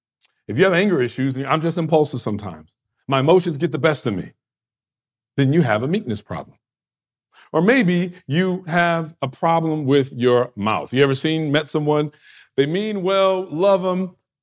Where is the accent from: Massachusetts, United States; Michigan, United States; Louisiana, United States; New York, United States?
New York, United States; Well, I'm from this kind of area, right? My region. I come from the East Coast. I come from New York. This is what we do.